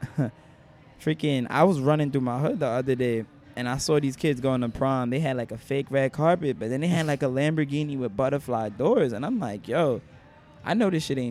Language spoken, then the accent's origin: English; New York City, New York, United States; I was born in Manhattan